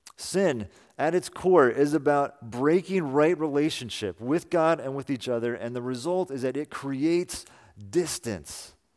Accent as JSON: {"language": "English", "town": "Salinas", "region": "California", "country": "United States", "tie": "born or raised there", "also_born_or_lived": "Boston", "moved": "yes", "said": "Amy and I both grew up in Salinas"}